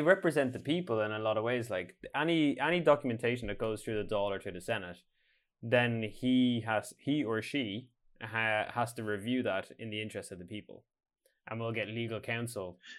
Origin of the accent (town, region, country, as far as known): Ireland; now in Norway